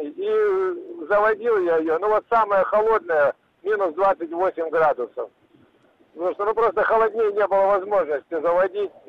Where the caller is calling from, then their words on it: Krasnoyarsk, Krasnoyarsk Krai, Russia; Здравствуйте, я из Красноярска